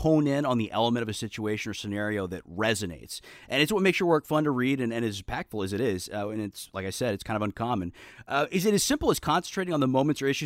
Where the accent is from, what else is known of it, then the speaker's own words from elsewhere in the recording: Houston, Texas, United States; I'm from Houston.